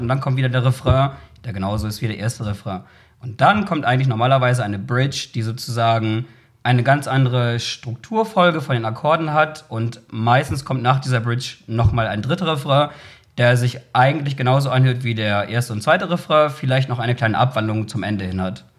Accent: Bremen, Germany; dazu bin ich ja sozusagen in Bremen irgendwie aufgewachsen und groß geworden

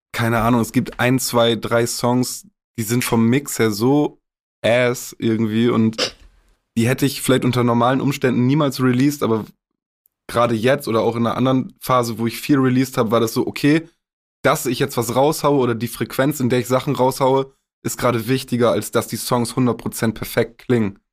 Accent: Augustfehn, Lower Saxony, Germany; Es ist meine Heimat, ich bin hier aufgewachsen.

